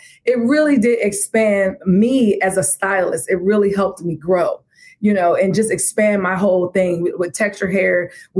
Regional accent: Washington, District of Columbia, United States; I'm from Washington, D.C., okay?

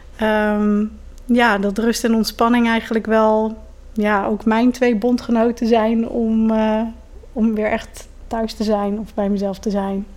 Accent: Ede, Gelderland, Netherlands; ik ben geboren in Ede. Met grote omwegen daar ook weer eh, steeds teruggekomen

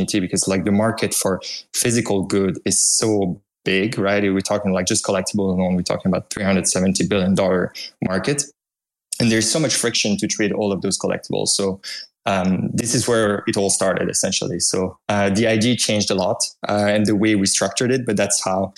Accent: Belgium; accent: French; English is a second language; moved away as an adult; now in United States; I'm from Belgium, if you can hear some hint of a French accent in there

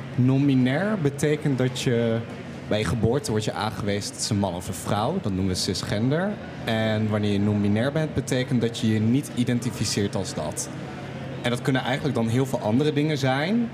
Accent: Twente, Overijssel, Netherlands; now in Groningen, Netherlands; Ik kom uit Twente

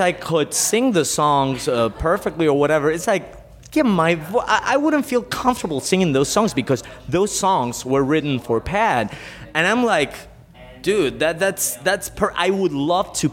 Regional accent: Argentina; moved away; I'm originally from Argentina

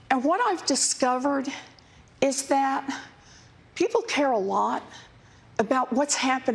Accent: Oklahoma, United States; now in Massachusetts, United States; Well, I grew up in Oklahoma.

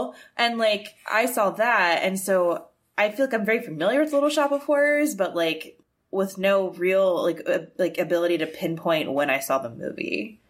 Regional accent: Annapolis, Maryland, United States; I am from Annapolis, Maryland, so I lived near the Naval Academy, and my grandpa was in the Navy

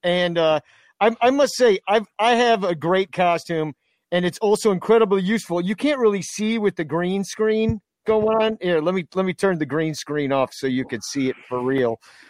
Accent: Chicago, Illinois, United States; I am the Chicagoan that has.

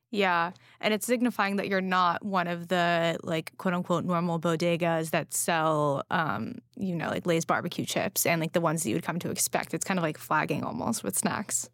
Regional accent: Los Angeles, California, United States; now in New York City, United States; I grew up in Los Angeles where, you know, weed was legalized

